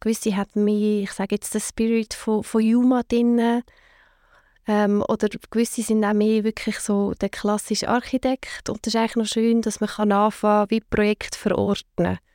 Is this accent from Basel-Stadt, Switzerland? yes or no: no; Zug, Switzerland; also born or lived in Lucerne / Zurich; wir sind beide sind wir in Zug aufgewachsen